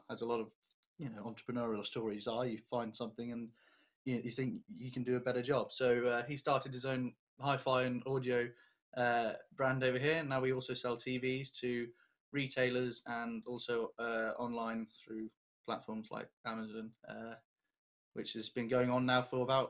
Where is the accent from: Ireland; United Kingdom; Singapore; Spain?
United Kingdom; Milton Keynes, South East England; born or raised there; also born or lived in Denmark